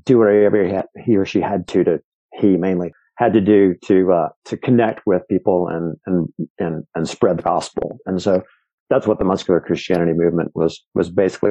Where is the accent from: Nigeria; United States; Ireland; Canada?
United States; Mississippi; moved away as an adult; now in Sewanee, United States; I was living in Mississippi, growing up in Mississippi.